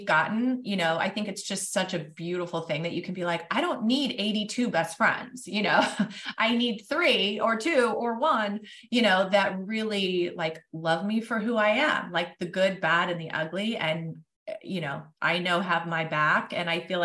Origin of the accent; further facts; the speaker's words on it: Kansas City, Missouri, United States; also born or lived in Chicago / Los Angeles / New York; now in Houston, United States; I'm originally from Kansas City